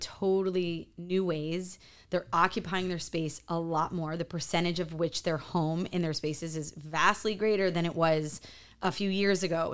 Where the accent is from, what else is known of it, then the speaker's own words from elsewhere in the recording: Chicago, Illinois, United States; moved away as an adult; also born or lived in New York City; now in Miami, United States; I'm from Chicago, gr-, gr-, grew up in a farm town, and then moved to New York City, back to Chicago, now in Miami